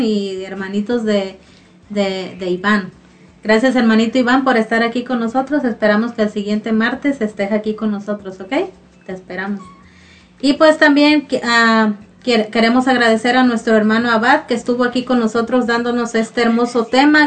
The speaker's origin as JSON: {"language": "Spanish", "country": "Mexico", "said": "nosotros como mexicanos"}